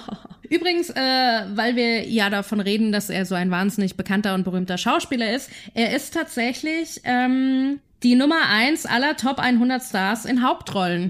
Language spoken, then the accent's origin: German; Germany; als Deutscher